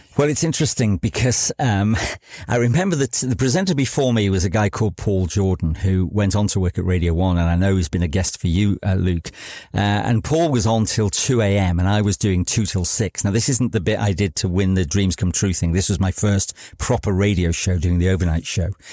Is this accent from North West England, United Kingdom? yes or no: yes; Chester, North West England, United Kingdom; moved away as an adult; also born or lived in Wales; I grew up just outside Chester